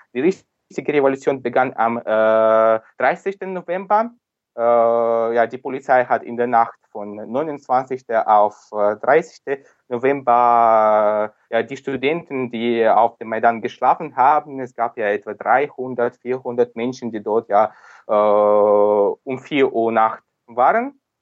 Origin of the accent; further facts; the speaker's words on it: Sevastopol, Crimea, Ukraine; German is a second language; ich komme selbst aus Sevastopol, ich mhm. komme aus der Krim, bin hier geboren schon in der Ukraine.